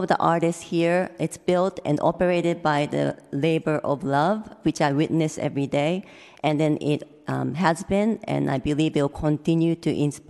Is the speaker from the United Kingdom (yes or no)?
no; Japan; now in San Francisco, United States; I'm originally from Japan. And I'm a working artist in San Francisco.